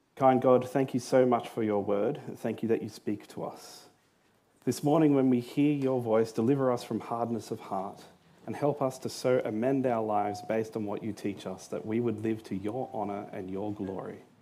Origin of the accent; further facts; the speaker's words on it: Australia; I was born in Australia.